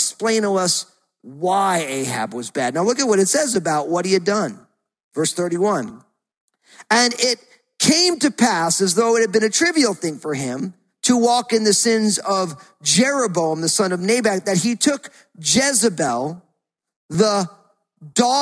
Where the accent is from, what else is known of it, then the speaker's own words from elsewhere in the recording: United States; growing up outside of New York, we rooted for all the New York sports team